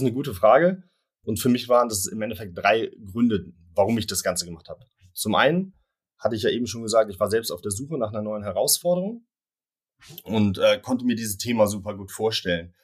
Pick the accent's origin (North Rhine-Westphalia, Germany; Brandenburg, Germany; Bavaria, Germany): North Rhine-Westphalia, Germany; Cologne; bin in Köln geboren und aufgewachsen